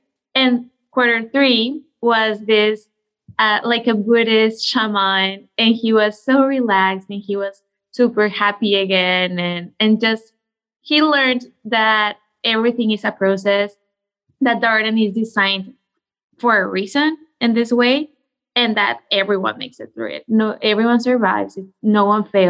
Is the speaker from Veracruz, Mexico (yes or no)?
yes; Coatepec, Veracruz, Mexico; moved away as an adult; also born or lived in Mexico City, Mexico; So I am originally from Mexico. I grew up in a very small coffee maker town called Coatepec, that is in the state of Veracruz.